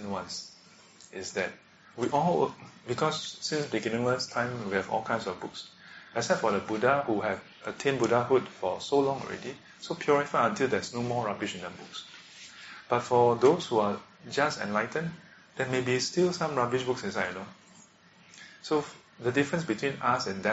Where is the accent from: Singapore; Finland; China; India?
Singapore; we are born as a Singaporean